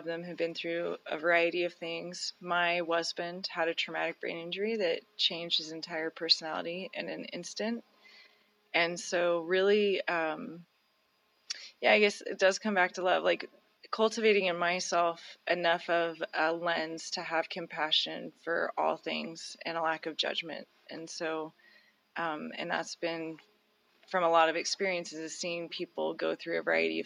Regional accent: Reno, Nevada, United States; also born or lived in Stagecoach, Nevada; I was raised here in Reno, Nevada

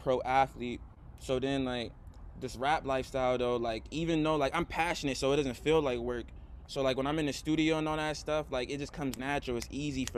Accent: Boston, Massachusetts, United States; Boston because like this is where like we're all from

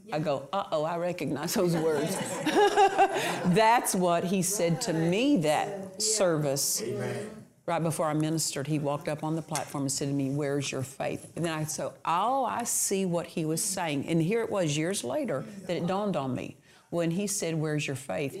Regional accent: Southwest Oklahoma, United States; I'm from Southwest Oklahoma, so these colloquial things we understand

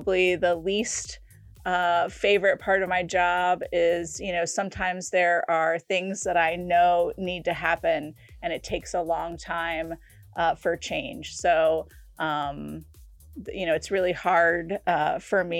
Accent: Cincinnati, Ohio, United States; I was born in Cincinnati, down in Hamilton County, so real close down to Kentucky. I was born there. I've lived there practically my whole

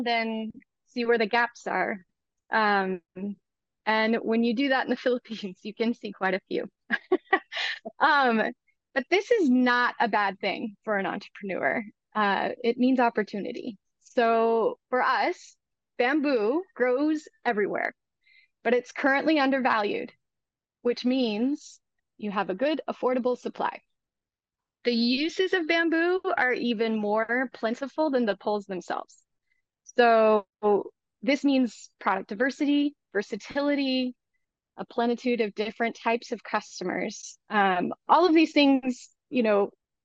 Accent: United States; I am an American social entrepreneur

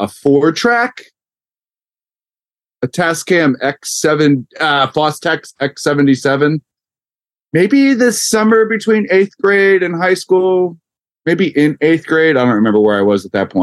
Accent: Yardley, Pennsylvania, United States; growing up, we grew up in Yardley, PA, which is in traffic 50 minutes to Philly

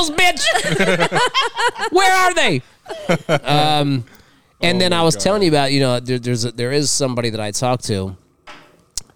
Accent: Los Angeles, California, United States; I'm from L.A.

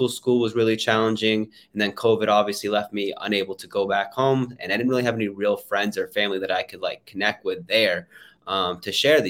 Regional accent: Canada; I flew back home to my hometown in Canada

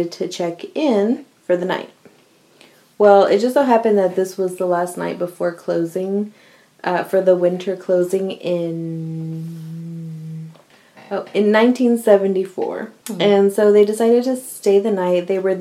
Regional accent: Houston, Texas, United States; I'm from the South

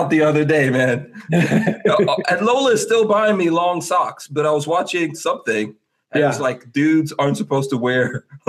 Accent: Guyana; I'm from Guyana. I was born in Guyana, which is in South America.

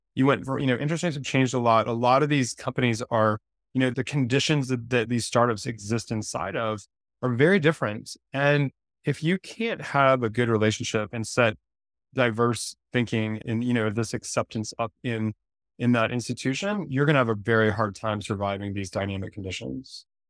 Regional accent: Durham, North Carolina, United States; I grew up in Durham, North Carolina

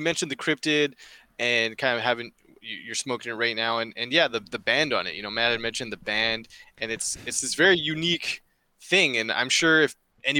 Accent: Canada; As a Canadian

